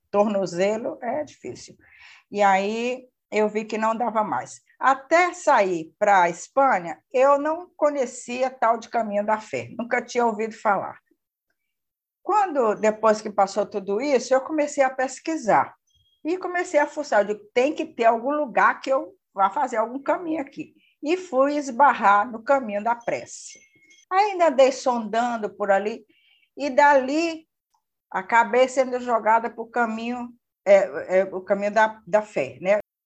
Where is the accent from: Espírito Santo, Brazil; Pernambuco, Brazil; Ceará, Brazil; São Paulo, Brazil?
Ceará, Brazil; Fortaleza; Sou de Fortaleza, moro aqui em Fortaleza